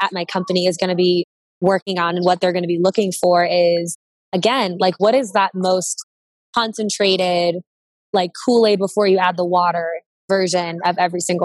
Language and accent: English; Cincinnati, Ohio, United States; I'm from Cincinnati, Ohio